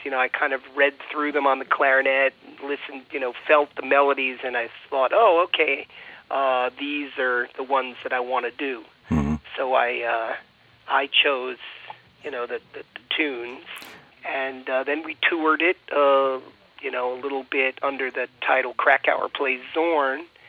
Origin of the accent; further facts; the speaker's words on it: United States; I identify myself strongly as an American